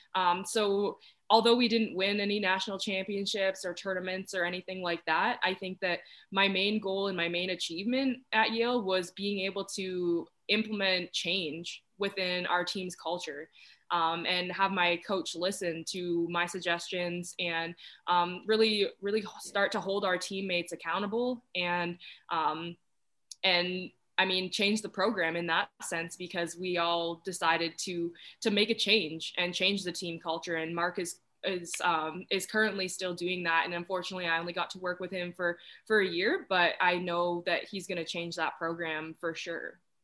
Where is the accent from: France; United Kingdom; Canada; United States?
Canada; Oshawa, Ontario; i grew up in the greater toronto area in oshawa ontario